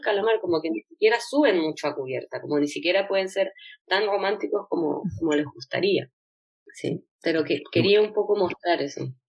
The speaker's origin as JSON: {"language": "Spanish", "country": "Chile"}